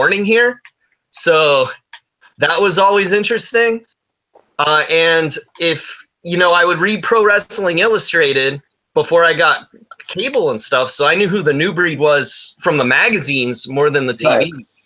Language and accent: English; Los Angeles, California, United States; California, LA. So I lucked out as a kid